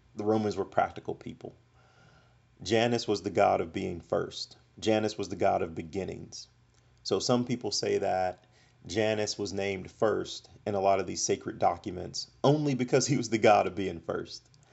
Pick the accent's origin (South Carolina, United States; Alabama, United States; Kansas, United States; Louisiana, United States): Alabama, United States; Montgomery; my personal history of growing up in Montgomery, Alabama